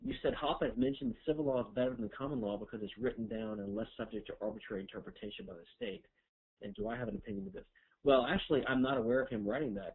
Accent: Louisiana, United States; I'm from Louisiana, which is a civil law jurisdiction

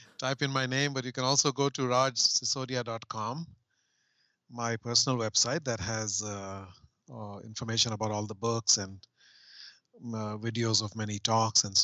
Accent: India; growing up in India in the 70s

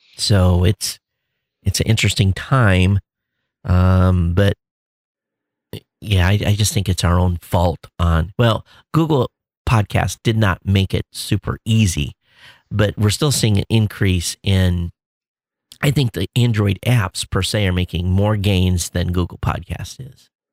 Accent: Quincy, United States; moved away; where I grew up in Quincy

